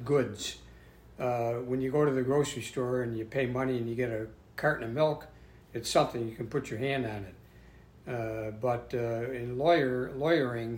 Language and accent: English; Lancaster, New York, United States; I was born in Lancaster, New York